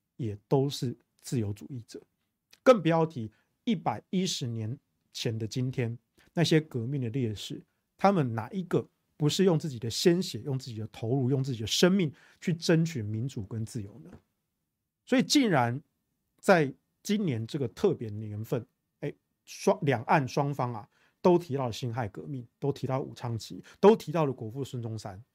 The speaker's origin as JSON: {"language": "Chinese", "country": "Taiwan", "said": "第二个我是中华民国的国民，A K A我是中国人"}